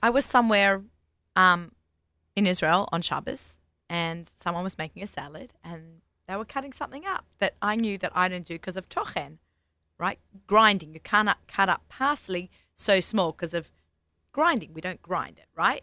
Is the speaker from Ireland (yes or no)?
no; Australia; accent: Australian; moved away as an adult; now in United States; I'm Australian